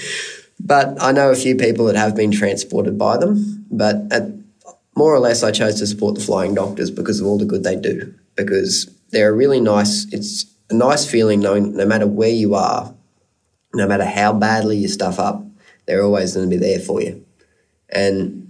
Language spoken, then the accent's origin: English; Brisbane, Queensland, Australia; also born or lived in Maleny, Queensland; I was brought up in Mullaney and Brisbane. We've got the property at Mullaney, almost 300 acres up on the sunny coast of Red Angus beef cattle. I went to school down in Brisbane, so I spent most of my schooling life down there